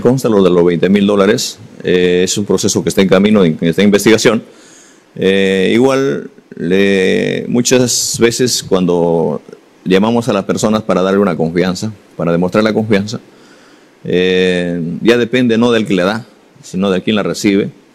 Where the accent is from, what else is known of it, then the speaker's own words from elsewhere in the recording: Peru; como cualquier ciudadano, como cualquier peruano